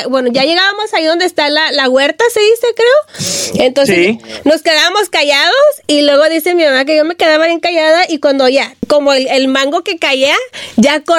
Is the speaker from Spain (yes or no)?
no; Puerto Vallarta, Jalisco, Mexico; born there; Yo nací, bueno, yo nací en Puerto Vallarta, Jalisco.